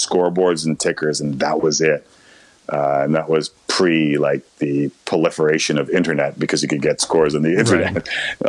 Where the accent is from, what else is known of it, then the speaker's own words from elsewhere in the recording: Toronto, Ontario, Canada; also born or lived in Ottawa; I grew up Scarborough, North York border in Toronto.